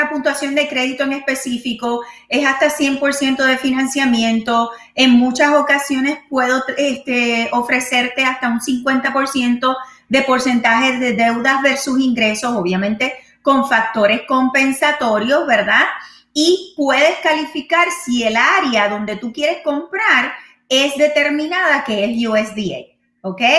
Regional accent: Haiti; now in Dominican Republic; yo soy de Haití, pero, ok, en la República, pero estoy en la República Dominicana haciendo todo tipo de trabajo

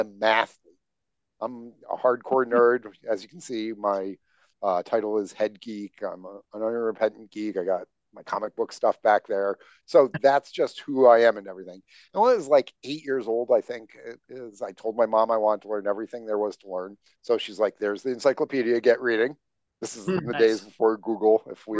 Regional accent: upstate New York, United States; Grew up in farm country in upstate New York

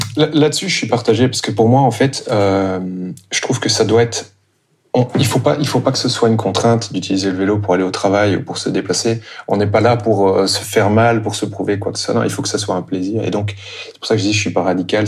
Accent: Brussels, Brussels-Capital Region, Belgium; je suis euh, bruxellois d'origine

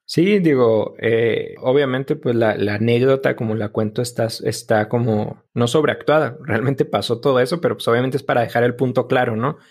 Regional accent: Delicias, Chihuahua, Mexico; Crecí, yo soy de Delicias y crecí yendo toda parte de los últimos años de la secundaria y toda mi prepa

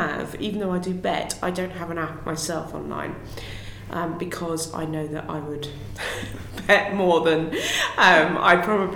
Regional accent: Hythe, South East England, United Kingdom; I grew up in Hythe

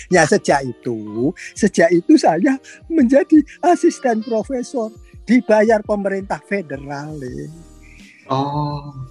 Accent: Indonesia; born there; saya lahir di Indonesia saya sekolah dari SMP, SD.

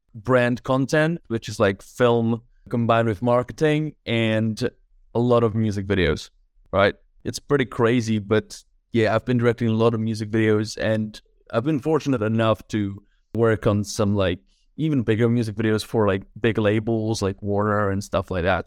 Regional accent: Czechia; moved away as an adult; also born or lived in London; now in Prague, Czechia; Originally, I'm from the Czech Republic

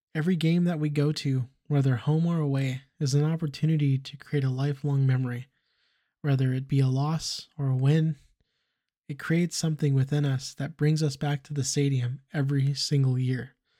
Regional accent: Fresno, California, United States; growing up in Fresno, California

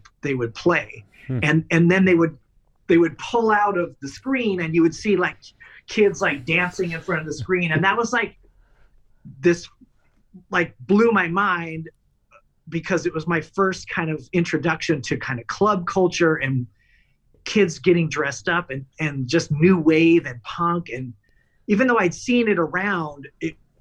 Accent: Los Angeles, California, United States; I grew up in Los Angeles

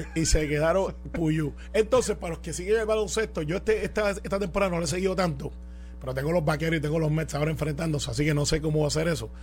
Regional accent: Guaynabo, Puerto Rico; yo soy de Guaynabo

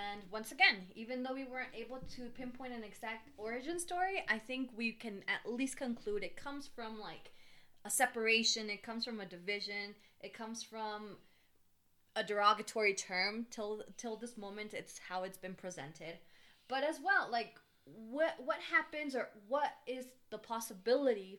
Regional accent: the South, United States; also born or lived in Chiapas, Mexico / Florida; now in Veracruz, Mexico; growing up in the South, like, in my case, my family, my mom tried for us to assimilate more

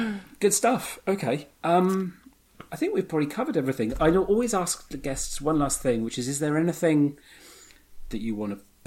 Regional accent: United Kingdom; being a Brit

